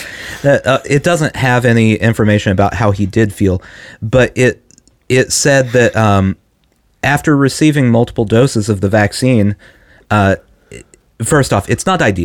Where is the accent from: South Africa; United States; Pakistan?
United States; I'm an American in 2021